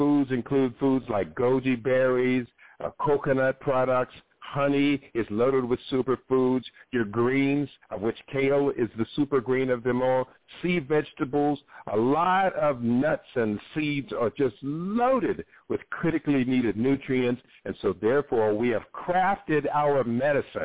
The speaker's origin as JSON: {"language": "English", "region": "Ohio", "country": "United States", "tie": "born or raised there", "said": "I grew up in Ohio, where it was pretty much meat, potatoes, and corn, and green beans"}